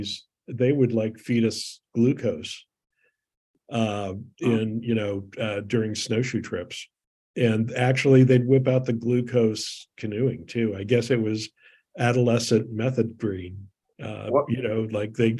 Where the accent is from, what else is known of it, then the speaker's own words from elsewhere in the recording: Southern California, United States; moved away; growing up in Southern California.